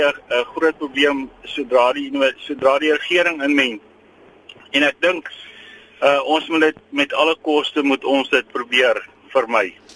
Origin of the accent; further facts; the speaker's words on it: South Africa; as blanke Afrikaner